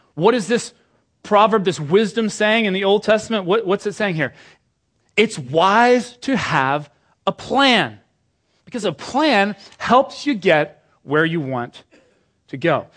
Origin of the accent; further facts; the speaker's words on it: United Kingdom; now in Washington, United States; I'm British